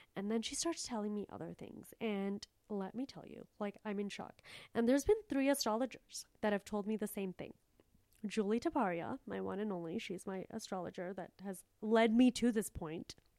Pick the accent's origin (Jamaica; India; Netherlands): India; I'm from a third world place and I'm a third world person. Like, I was born in India